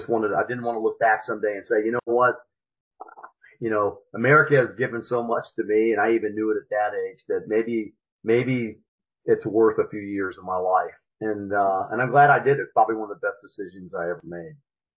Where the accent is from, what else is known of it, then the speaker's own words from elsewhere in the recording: Stuttgart, Baden-Württemberg, Germany; born there; Well, I was born an Army brat. My dad was stationed in Germany, and my sister was born there too. I was born in Stuttgart.